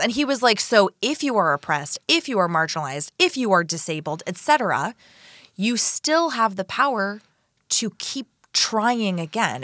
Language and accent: English; Florida, United States; I'm from Florida